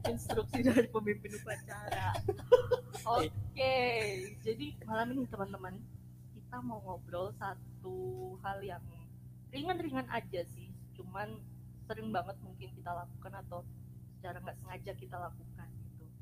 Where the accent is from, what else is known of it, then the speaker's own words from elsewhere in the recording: Biak, Papua, Indonesia; Nah kalau saya jadi saya dari Biak Papua